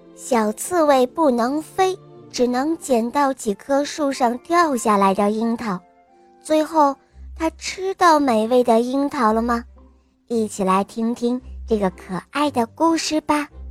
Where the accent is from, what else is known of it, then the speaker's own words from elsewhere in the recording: Northeast China, China; 今年五十岁了，我来自东北